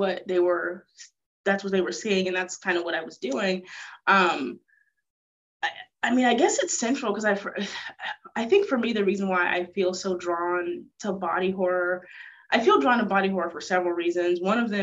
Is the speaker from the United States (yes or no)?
yes; United States; I'm in the United States, I'm American